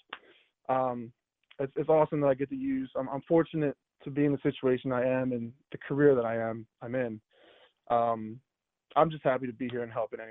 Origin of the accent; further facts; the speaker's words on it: Bucks County, suburbs of Philadelphia, Pennsylvania, United States; moved away as an adult; now in Buffalo, United States; I grew up in Bucks County, in one of the surrounding suburbs of Philadelphia